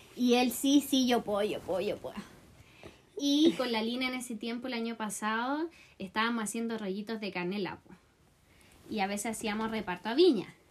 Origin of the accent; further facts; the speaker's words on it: Chile; chileno en Río